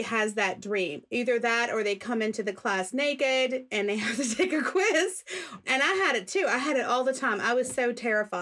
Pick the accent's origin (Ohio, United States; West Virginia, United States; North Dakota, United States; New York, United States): West Virginia, United States; I grew up in West Virginia